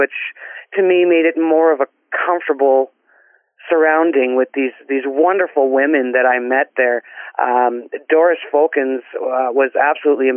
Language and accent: English; Guelph, Ontario, Canada; now in Orton, Canada; I currently reside in Orton, Ontario, but I was born and raised in Guelph, Ontario.